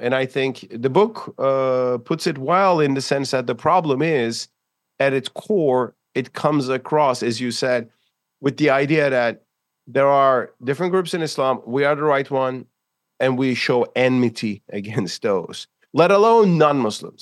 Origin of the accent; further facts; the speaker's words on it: Istanbul, Turkey; in Istanbul, my hometown